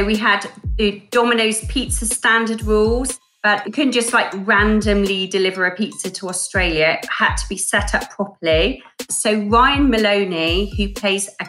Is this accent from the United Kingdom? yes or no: yes; England, United Kingdom; I'm from England